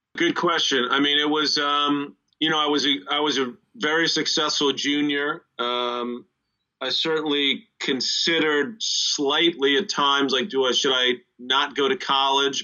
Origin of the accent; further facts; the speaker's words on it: United States; here in the East, growing up in the East